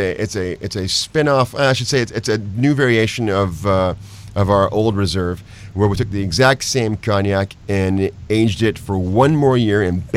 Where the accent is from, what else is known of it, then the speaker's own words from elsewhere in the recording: Houston, Texas, United States; I'm from Houston, Texas